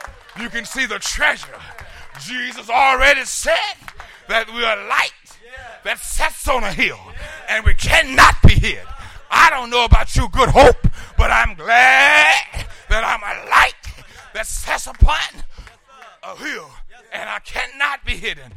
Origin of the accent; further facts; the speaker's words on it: South Carolina, United States; I'm from South Carolina